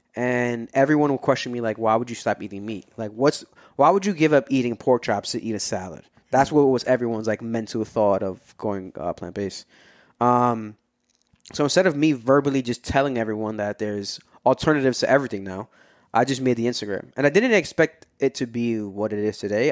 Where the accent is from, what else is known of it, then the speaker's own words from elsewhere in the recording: New York City, New York, United States; moved away as an adult; also born or lived in Brooklyn / Upper Manhattan; now in New Jersey, United States; born and raised in Queens, but I, I lived all over. I've lived different parts of Brooklyn. I lived in Upper Manhattan for a little bit, and now I'm in Jersey